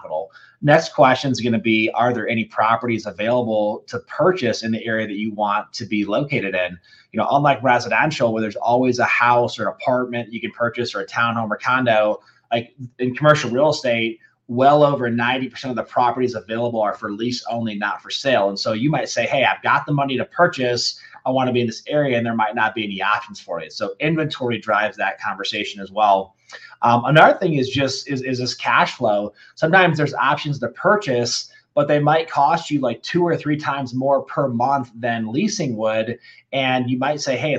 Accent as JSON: {"language": "English", "region": "Michigan", "country": "United States", "tie": "born or raised there", "moved": "as an adult", "lives_now": "Denver, United States", "said": "I grew up in Michigan and made the trek out here back a while ago"}